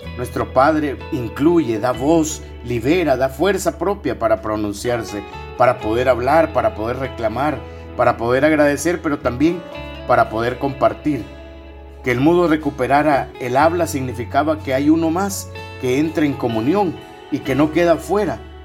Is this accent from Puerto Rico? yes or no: no; El Salvador